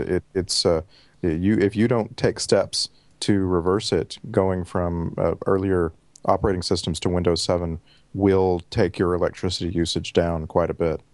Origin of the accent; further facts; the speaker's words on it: Texas, United States; moved away as an adult; now in Vancouver, Canada; thirty-five years in Texas, uh, the last, uh, year plus in Vancouver, British Columbia, Canada